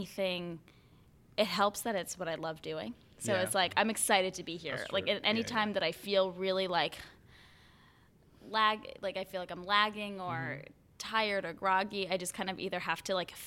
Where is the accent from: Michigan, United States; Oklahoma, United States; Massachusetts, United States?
Massachusetts, United States; Gloucester; I grew up north of Boston. It's about 40 minutes by train, half-hour drive. It's right along the coast. It's a gorgeous beach town. It's called Gloucester, Massachusetts.